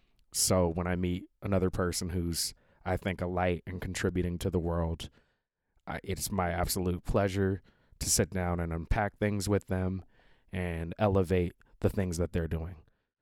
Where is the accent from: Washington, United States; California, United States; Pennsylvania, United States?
Washington, United States; Seattle; Rebecca got to star as Maria in West Side Story in the Fifth Avenue Theater in Seattle, my hometown, where I got my union card many years ago.